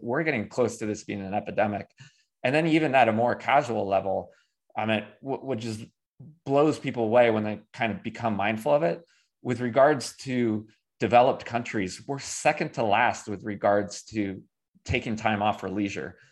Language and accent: English; Davis, California, United States; now in Greensboro, United States; I grew up in Davis, California